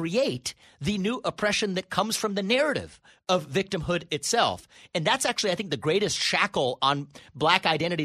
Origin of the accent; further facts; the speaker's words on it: United States; I was born in America, but first generation.